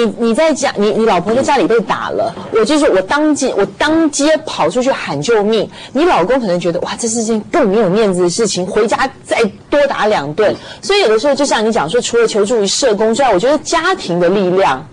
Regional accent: Taiwan; 我们台湾人说

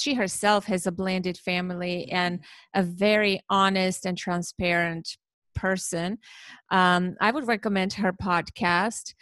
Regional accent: Armenia; now in New Jersey, United States; I, I live in New Jersey in okay. the United States, but I'm originally from Armenia

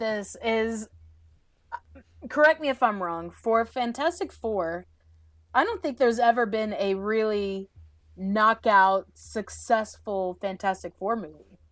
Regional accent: Southeast, United States; also born or lived in Georgia; we're from the Southeast.

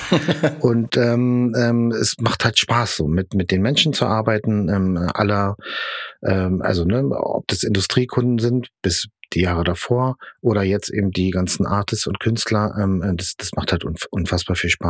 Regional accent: East Germany, Germany; also ich bin Ossi, Yeah.

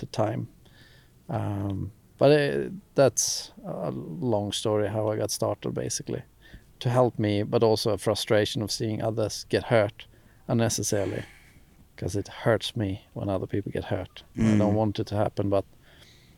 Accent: Skellefteå, Västerbotten County, Sweden; growing up in Skellefteå, northern Sweden, small ski hills

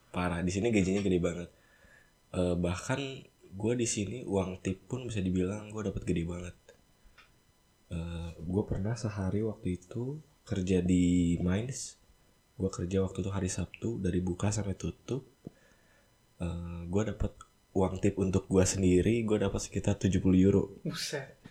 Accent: Bandung, West Java, Indonesia; now in Hamburg, Germany; Gue dari Bandung

